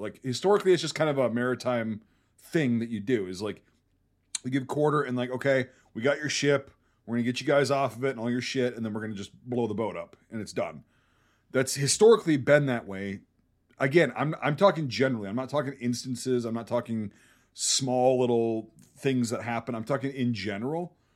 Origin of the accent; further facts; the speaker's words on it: Wisconsin, United States; I grew up in Wisconsin.